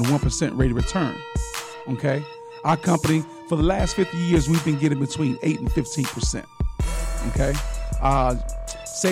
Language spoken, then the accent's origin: English; Sarasota, Florida, United States; I'm from Sarasota